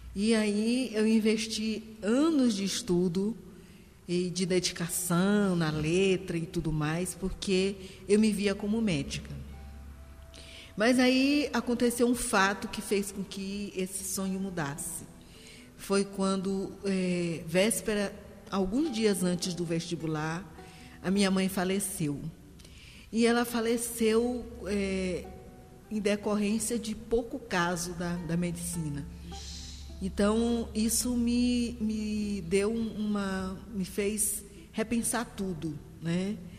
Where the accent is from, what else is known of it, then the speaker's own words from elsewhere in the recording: São Luís, Maranhão, Brazil; also born or lived in Guimarães, Maranhão; Nasci em Guimarães, uma cidade no continente do estado do Maranhão. Moro atualmente na ilha de São Luís do Maranhão